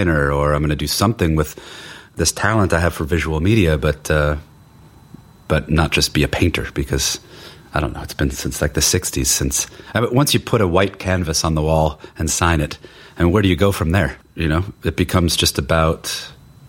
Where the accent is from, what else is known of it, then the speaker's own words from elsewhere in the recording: Cuyahoga County, Ohio, United States; accent: Midwestern; moved away as an adult; now in Sweden; where I grew up was the one county, Cuyahoga County, that was it was blue